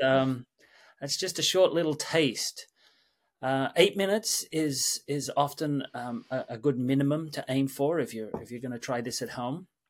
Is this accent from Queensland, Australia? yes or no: no; Sydney, New South Wales, Australia; moved away as an adult; also born or lived in London / New York; born and raised in Sydney, Australia